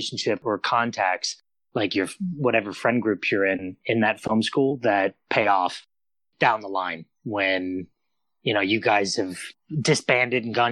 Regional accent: Phoenix, Arizona, United States; moved away as an adult; now in Los Angeles, United States; Phoenix, born and raised in Phoenix.

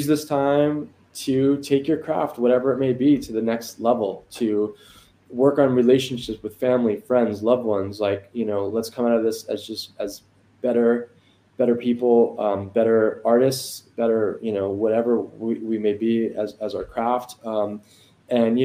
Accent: Long Island, New York, United States; moved away; I grew up in Long Island

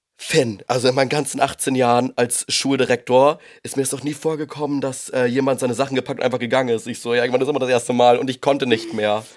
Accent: Husum, Schleswig-Holstein, Germany; moved away as an adult; also born or lived in Los Angeles; now in Hamburg, Germany; ich komme eigentlich ursprünglich aus Husum, bin jetzt nach Hamburg gezogen wegen meiner Ausbildung damals

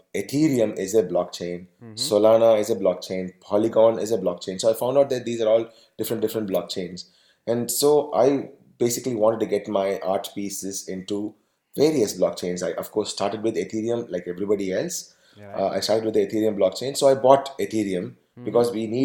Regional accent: Tamil Nadu, India; I am from Tamil Nadu.

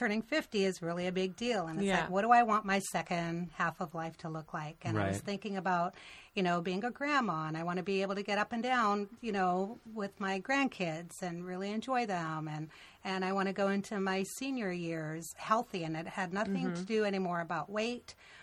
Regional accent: Canada; moved away as an adult; now in United States; I grew up in Canada, and I moved to the States in 1986, so I was 23 years old.

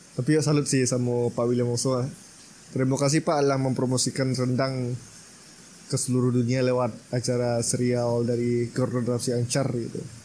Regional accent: Minangkabau, West Sumatra, Indonesia; sebagai orang Minang

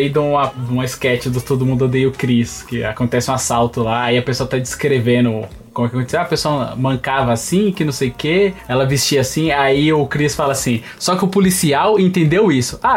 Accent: Bahia, Brazil; now in São Paulo, Brazil; todo mundo sabe que eu vim da Bahia e aí eu sofri muito. Aqui em São Paulo, as pessoas têm aquele modo pejorativo de falar de baianão e tal

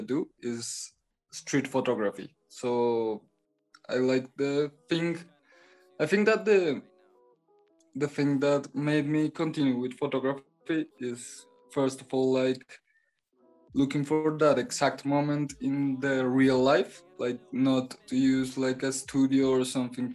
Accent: Bogota, Colombia; English is a second language; I'm from Bogota, Colombia

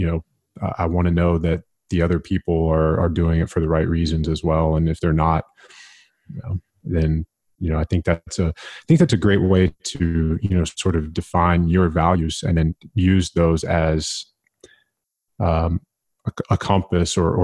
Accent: United States; I'm an American.

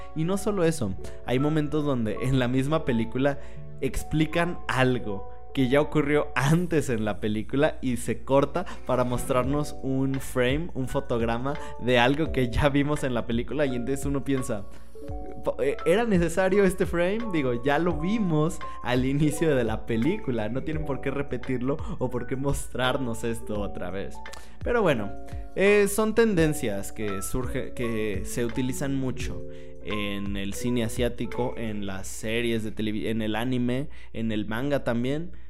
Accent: Mexico; soy de México

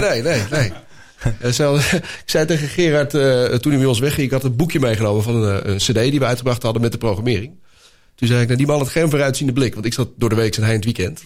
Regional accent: Netherlands; ik uit Nederland kwam

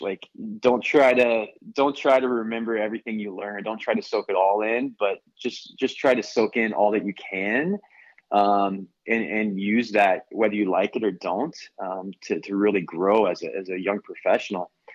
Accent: Tulsa, Oklahoma, United States; now in Arizona, United States; I grew up in Tulsa, Oklahoma.

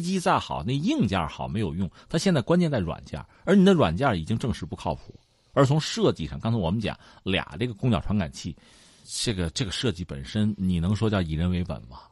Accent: China; 我们中国人

